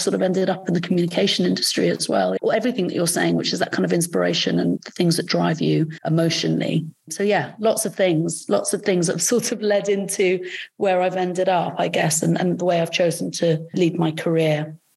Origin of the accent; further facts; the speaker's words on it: Salisbury, South West England, United Kingdom; English is a second language; I didn't grow up in London. I grew up in Salisbury, where there was very few people.